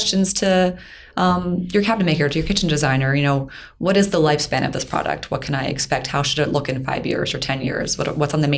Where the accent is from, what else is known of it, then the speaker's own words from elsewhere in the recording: Pennsylvania, United States; I'm from Pennsylvania, so I like to work with my local cabinet makers